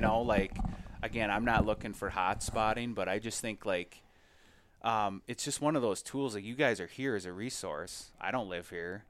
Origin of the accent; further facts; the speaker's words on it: Minnesota, United States; as a Minnesotan